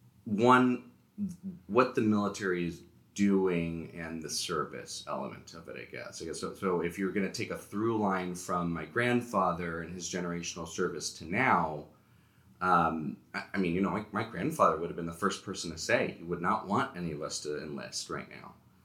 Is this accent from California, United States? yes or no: yes; Bay Area, California, United States; the growing up in the Bay Area